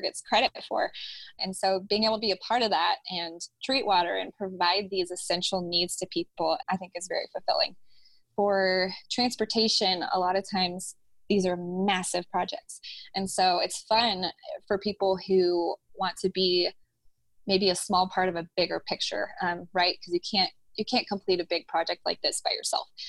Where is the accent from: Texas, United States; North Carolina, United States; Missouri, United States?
Texas, United States; Houston; And I grew up in Houston. So I went back to Houston